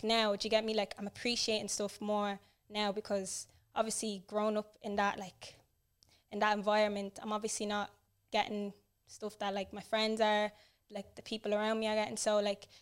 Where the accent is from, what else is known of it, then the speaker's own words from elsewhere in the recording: Cork, Munster, Ireland; also born or lived in Blanchardstown, Dublin; when I was growing up there, it was actually in Cork